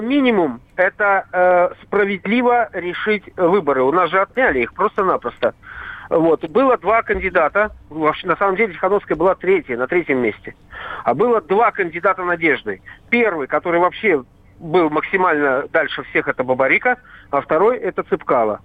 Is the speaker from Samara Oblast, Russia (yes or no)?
no; Saint Petersburg, Russia; now in Belarus; Я уроженец Ленинграда